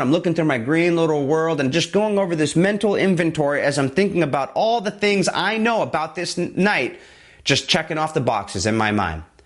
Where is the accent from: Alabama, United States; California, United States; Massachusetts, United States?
California, United States; Southern; back in my hometown, Southern California